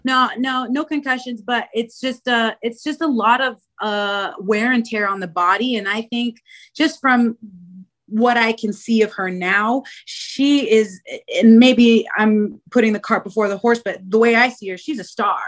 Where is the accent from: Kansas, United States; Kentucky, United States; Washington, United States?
Washington, United States; Spokane; moved away as an adult; now in Chicago, United States; Born and raised in Spokane, Washington